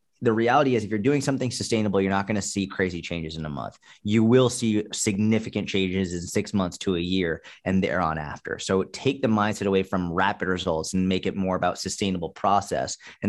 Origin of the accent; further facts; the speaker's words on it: Boston, Massachusetts, United States; I grew up in Boston where, you know, we had tons of snow, so yeah.